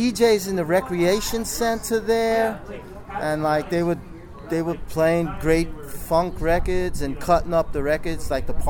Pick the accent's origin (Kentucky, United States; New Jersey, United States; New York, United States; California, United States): New York, United States; Central Islip; also born or lived in Woodside, Queens; I was brought up in Long Island, Central Islip, Long Island.